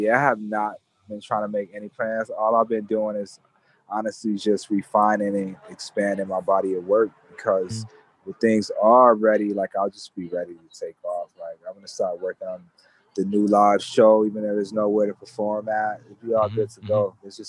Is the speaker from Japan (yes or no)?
yes; Japan; But myself, I'm actually from Japan.